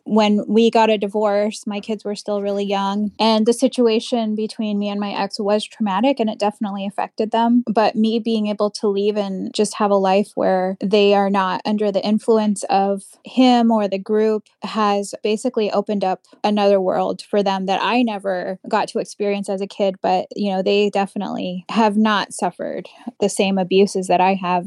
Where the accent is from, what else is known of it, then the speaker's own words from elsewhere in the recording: United States; I was born here in the United States